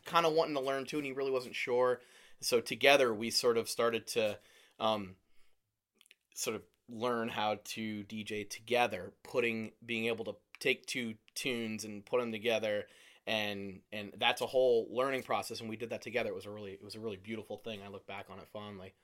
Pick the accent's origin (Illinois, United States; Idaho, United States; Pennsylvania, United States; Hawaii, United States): Pennsylvania, United States; Lehigh Valley; I'm from the Lehigh Valley.